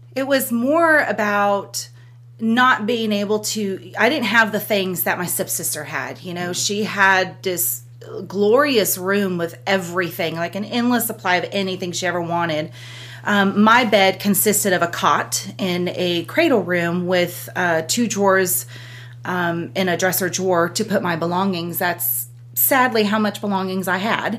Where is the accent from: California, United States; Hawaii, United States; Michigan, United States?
California, United States; Southern; moved away as an adult; now in Lawrenceburg, United States; born and raised in California, Southern California